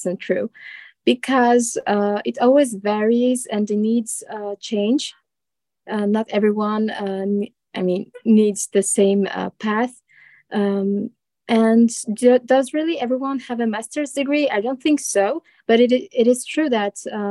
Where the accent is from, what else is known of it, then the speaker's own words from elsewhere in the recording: Strasbourg, Grand Est, France; I'm a student from France, from the Strasbourg city.